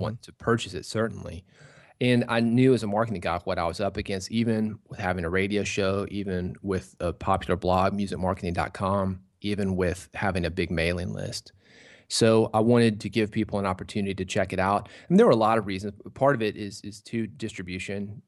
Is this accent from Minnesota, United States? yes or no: no; Nashville, Tennessee, United States; I was born in Nashville